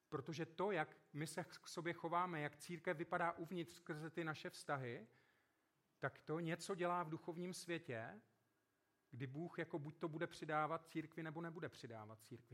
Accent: South Moravian Region, Czechia; Vyrůstal jsem na Jižní Moravě

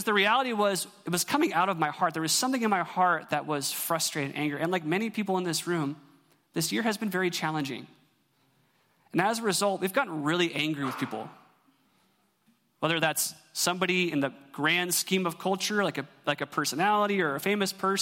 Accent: Eugene, Oregon, United States; moved away; I'm from Eugene

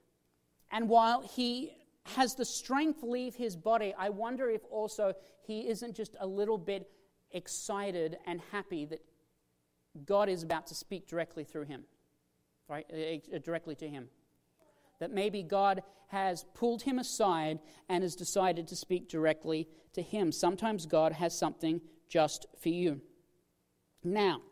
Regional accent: Australia; now in Washington, United States; I come from Australia

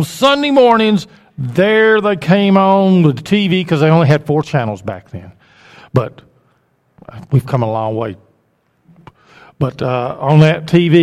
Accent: Oxford, Alabama, United States; also born or lived in Anniston, Alabama; I grew up in Oxford, Alabama. I was born in Anniston, but I grew up in Oxford

